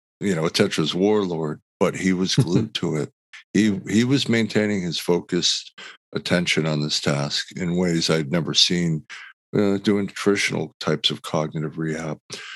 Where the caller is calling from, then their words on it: Los Angeles, California, United States; Oh, I'm in Los Angeles. Nice and warm weather.